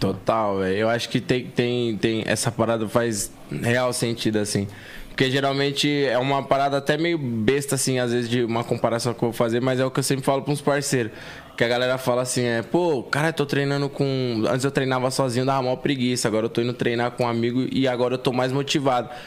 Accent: São Paulo, Brazil; eu vim da cidade de Tiradentes, tá ligado? Extremo Leste, aqui de São Paulo.

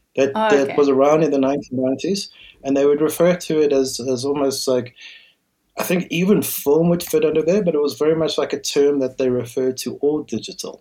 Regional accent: West Rand, Gauteng, South Africa; I grew up in the West Rand

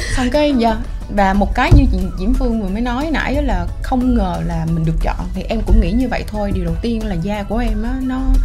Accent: Biên Hòa, Đồng Nai, Vietnam; moved away; em là người Việt Nam em sinh ra và lớn lên ở đây tuy nhiên có một thời gian em sống ở nước ngoài

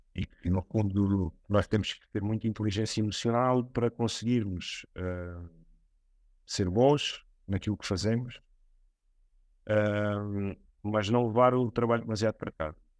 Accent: Alentejo, Portugal; moved away; also born or lived in Setúbal; no Alentejo, que é de onde eu venho

